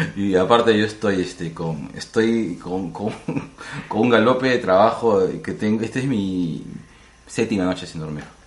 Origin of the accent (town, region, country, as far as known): Lima, Peru